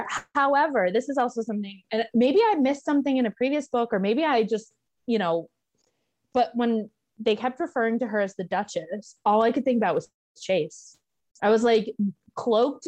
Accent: Michigan, United States; I grew up in Michigan

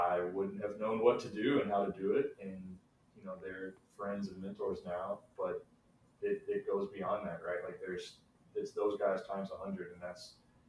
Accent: Brandenburg, Kentucky, United States; I'm from Brandenburg, Kentucky, a town of 2,000 people

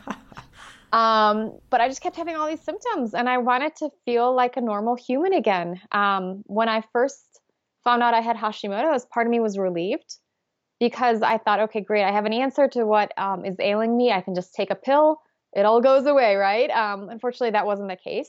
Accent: Poland; moved away; I grew up in Poland

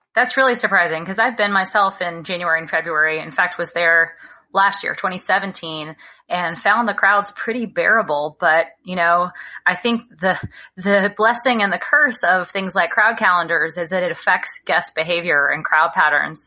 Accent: Alabama, United States; now in California, United States; I grew up in Alabama

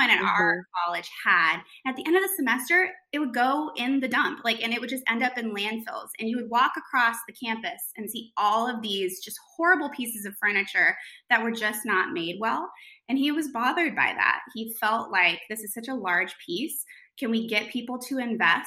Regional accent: New York, United States; moved away as an adult; now in North Carolina, United States; I'm from New York. I went to high school in New York. I came down here for college

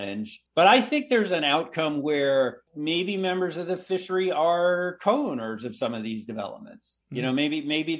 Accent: Carthage, Maine, United States; I grew up in rural Western Maine

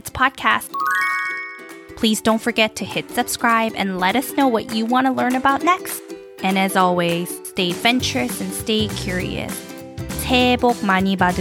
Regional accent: South Korea; moved away; When I was growing up in Korea

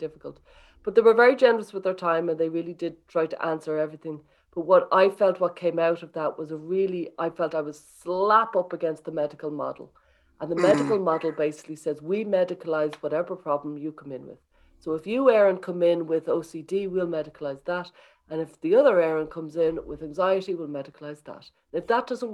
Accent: Dublin, Leinster, Ireland; Dublin, I'm from Dublin

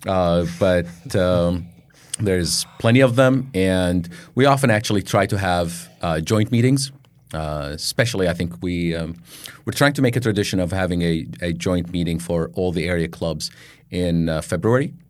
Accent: Baghdad, Baghdad Governorate, Iraq; moved away as an adult; now in United States; I was born in Baghdad, Iraq, um, grew up and, uh, grew up there, went to college and everything

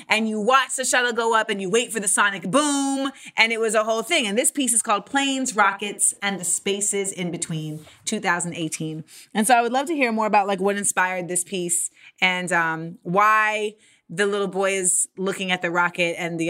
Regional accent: Orlando, Florida, United States; I grew up in Orlando, Florida

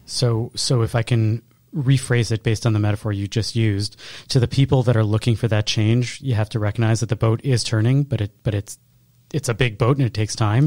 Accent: Chicago, Illinois, United States; I was from Chicago

